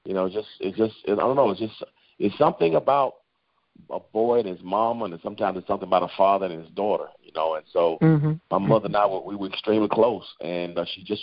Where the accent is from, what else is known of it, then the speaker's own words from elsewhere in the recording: Macon, Georgia, United States; moved away as an adult; now in Atlanta, United States; I grew up in Macon, Georgia